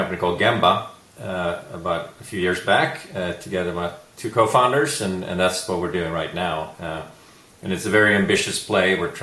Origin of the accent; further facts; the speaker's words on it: Sweden; moved away as an adult; also born or lived in San Francisco; now in United States; I grew up in Sweden, engineer by education, started working for a management consulting firm there